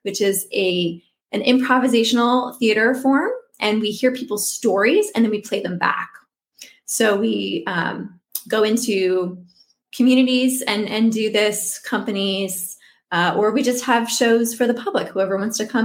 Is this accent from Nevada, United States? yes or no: no; Omaha, Nebraska, United States; now in Arlington, United States; I'm originally from Omaha, Nebraska. So I'm, you know, a Midwesterner at heart